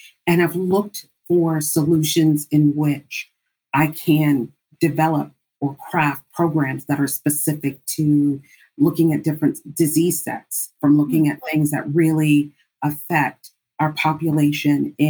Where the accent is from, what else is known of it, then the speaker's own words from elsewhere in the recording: Panama; now in Washington, D.C., United States; Originally, I am from Panama, the country of Panama. I was born in the Canal Zone